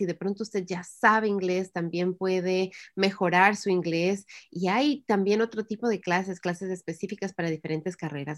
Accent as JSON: {"language": "Spanish", "country": "Ecuador", "tie": "born or raised there", "first_language": "Spanish", "moved": "yes", "lives_now": "United States", "said": "yo en el, Ecuador estuve estudiando inglés desde que estuve en el, en kinder"}